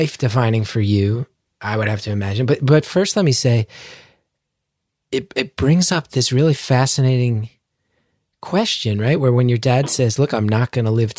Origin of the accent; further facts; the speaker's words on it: United States; as an American